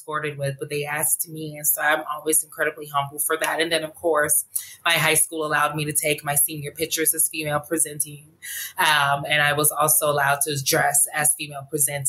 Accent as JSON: {"language": "English", "town": "Montgomery", "region": "Alabama", "country": "United States", "tie": "born or raised there", "moved": "yes", "lives_now": "Los Angeles, United States", "said": "I was born and raised in Montgomery, Alabama"}